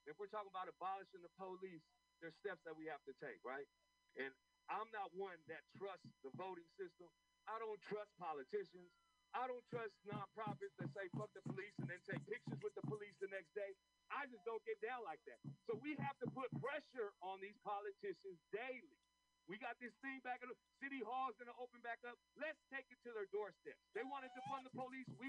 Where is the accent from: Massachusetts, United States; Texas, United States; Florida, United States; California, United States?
California, United States; San Francisco; I was born and raised in this city. I was born in St. Louis Hospital, and I grew up in this park and been here for 46 years.